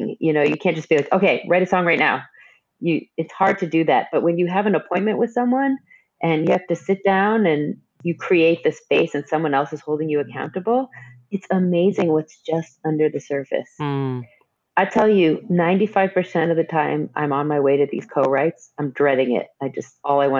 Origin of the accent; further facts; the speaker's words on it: Northeast, United States; moved away as an adult; now in Nashville, United States; I'm from the Northeast